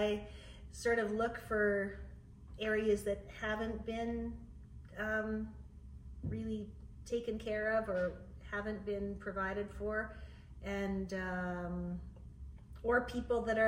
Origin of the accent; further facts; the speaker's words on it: Plenty, Saskatchewan, Canada; Plenty is my hometown